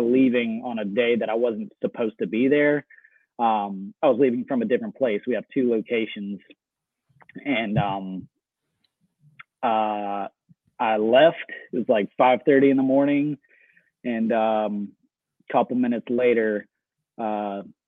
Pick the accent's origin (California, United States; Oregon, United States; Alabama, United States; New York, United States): Alabama, United States; Birmingham; moved away as an adult; also born or lived in Penza, Russia; now in Murfreesboro, United States; I've grown up in Birmingham, Alabama. Went through high school there. Just Birmingham is home to me.